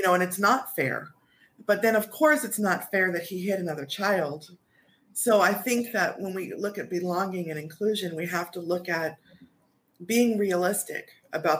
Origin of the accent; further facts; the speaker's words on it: New York, United States; I'm from New York.